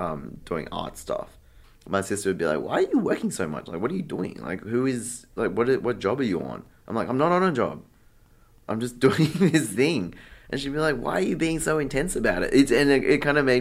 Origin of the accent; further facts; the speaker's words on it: Sydney, New South Wales, Australia; also born or lived in Bangkok; I'm from Sydney. I moved to Bangkok in 2019